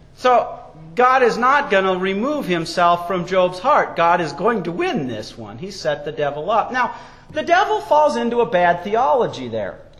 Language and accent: English; Wyoming, United States; growing up in Wyoming